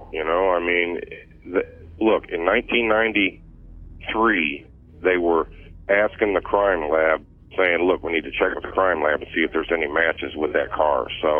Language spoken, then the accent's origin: English; Bloomington, Illinois, United States; I'm from Bloomington